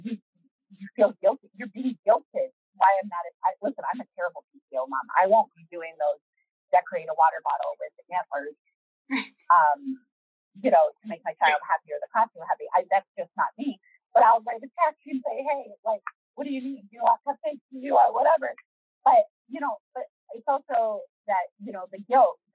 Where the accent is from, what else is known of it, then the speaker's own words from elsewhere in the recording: Canada; moved away; I'm Canadian